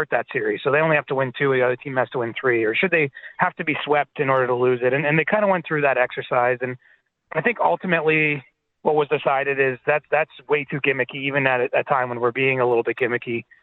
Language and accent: English; Canada; and we're all Canadian, we like to get outdoors